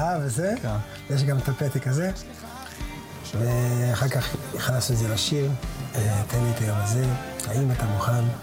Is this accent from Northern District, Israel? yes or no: no; Jerusalem, Jerusalem District, Israel; אני אסיר תודה גם שגדלתי בשכונה הזאת